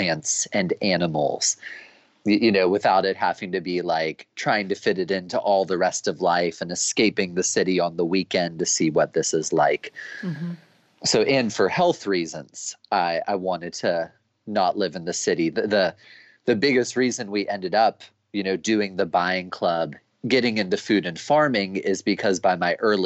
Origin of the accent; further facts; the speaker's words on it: United States; growing up as an American